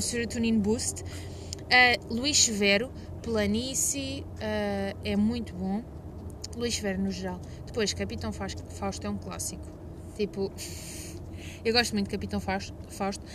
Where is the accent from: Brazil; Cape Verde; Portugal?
Portugal